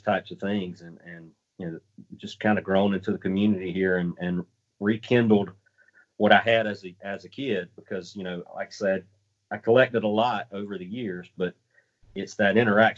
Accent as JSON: {"language": "English", "region": "the South", "country": "United States", "tie": "born or raised there", "said": "Growing up in the South, we had two channels that we could watch"}